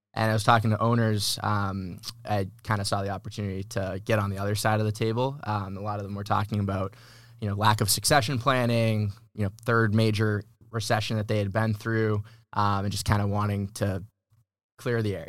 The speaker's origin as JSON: {"language": "English", "region": "Massachusetts", "country": "United States", "moved": "as an adult", "lives_now": "San Diego, United States", "said": "I'm originally from Massachusetts. Uh, moved to San Diego in twenty eighteen"}